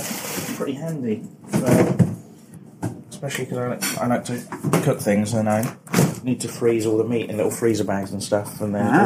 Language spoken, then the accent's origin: English; Flitwick, East of England, United Kingdom; I'm from Flitwick in Bedfordshire.